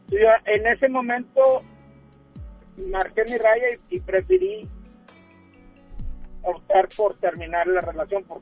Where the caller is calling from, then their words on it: Monterrey, Nuevo León, Mexico; vengo de la parte norponiente de, de la ciudad de Monterrey